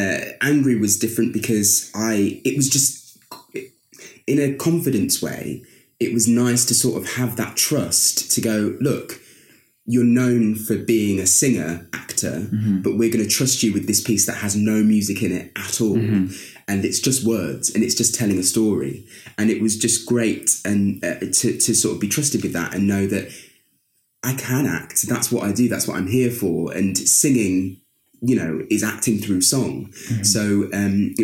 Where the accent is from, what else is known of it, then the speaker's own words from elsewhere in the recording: Lincoln, East Midlands, United Kingdom; moved away; I was born in Lincoln, in the East Midlands.